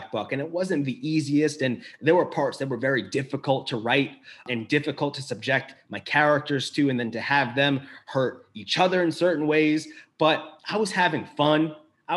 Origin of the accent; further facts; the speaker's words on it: Long Island, New York, United States; also born or lived in Brooklyn; I was born in America, lived for the first 16 years of my life on Long Island